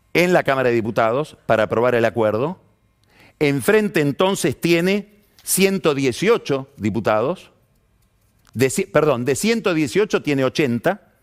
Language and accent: Spanish; Argentina